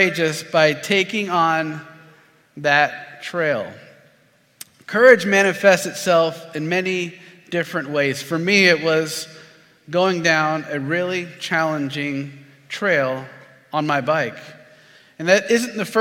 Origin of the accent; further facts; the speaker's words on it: Florida, United States; I'm from Florida